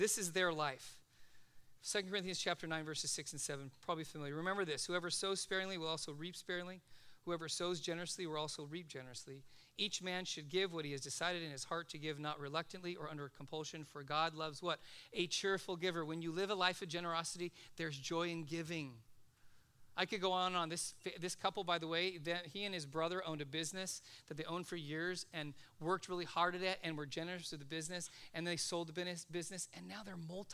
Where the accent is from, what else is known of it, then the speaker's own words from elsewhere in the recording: Los Angeles, California, United States; I grew up in Van Nuys